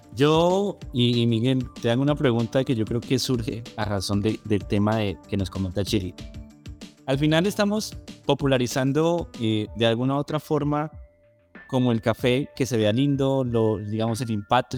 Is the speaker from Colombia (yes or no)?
yes; Colombia; somos nosotros todos los colombianos